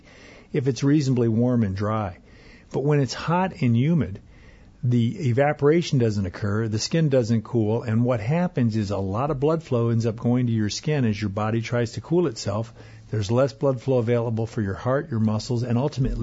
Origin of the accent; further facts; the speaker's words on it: Arizona, United States; now in Minnesota, United States; I grew up in Arizona